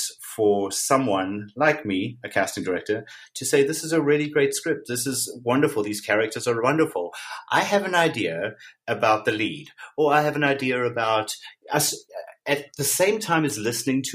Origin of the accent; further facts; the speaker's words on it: South Africa; I was born and raised in South Africa